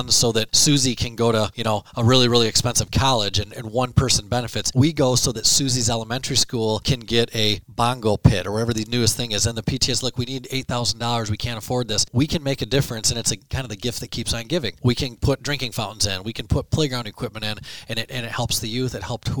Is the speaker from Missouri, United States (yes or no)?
no; Ithaca, Michigan, United States; also born or lived in Grand Rapids, Michigan; now in Mount Pleasant, United States; so I grew up in Ithaca, just a small town down the highway.